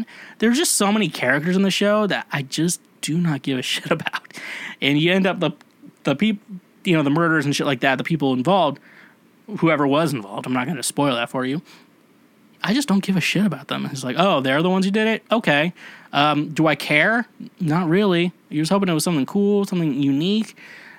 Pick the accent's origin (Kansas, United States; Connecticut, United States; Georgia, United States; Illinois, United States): Kansas, United States; I'm from Kansas